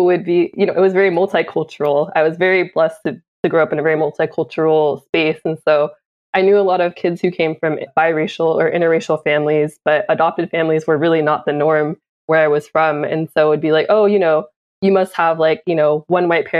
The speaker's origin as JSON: {"language": "English", "town": "Oakland", "region": "California", "country": "United States", "tie": "born or raised there", "said": "I was born in Oakland in the Bay Area, born and raised where my family is from"}